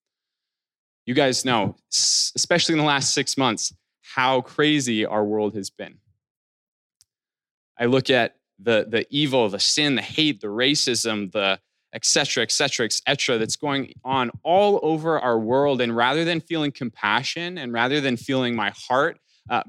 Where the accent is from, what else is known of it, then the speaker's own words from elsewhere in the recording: Alberta, Canada; the town that I'm from, or that I grew up in Alberta.